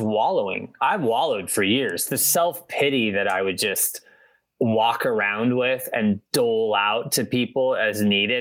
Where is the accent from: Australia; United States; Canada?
United States; Midwest; moved away; I'm from the Midwest originally